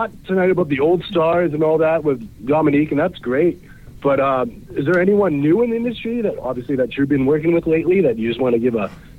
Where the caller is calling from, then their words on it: Canada; I'm calling from Canada.